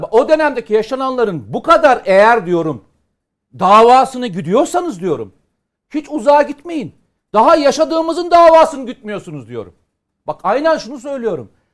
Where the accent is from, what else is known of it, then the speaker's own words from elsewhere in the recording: Samsun, Turkey; Benim memleketim Samsun'u